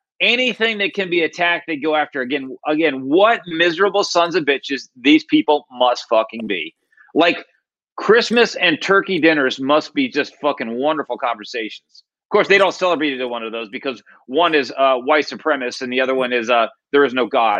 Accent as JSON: {"language": "English", "region": "East Coast", "country": "United States", "said": "I mean, hell, I come from the East Coast."}